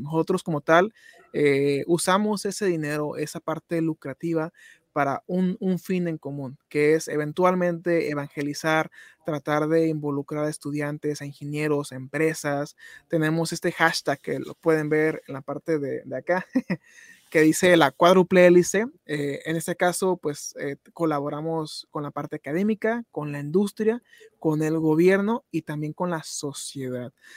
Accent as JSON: {"language": "Spanish", "town": "Tijuana", "region": "Baja California", "country": "Mexico", "tie": "born or raised there", "moved": "yes", "said": "ahorita que ando de regreso aquí en, en mi tierra natal, en, en Tijuana, bueno, en la, tierra donde, donde nos criamos"}